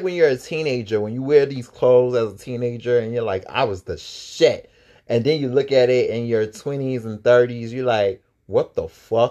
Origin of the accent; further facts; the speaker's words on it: East Coast, United States; I'm from the East Coast.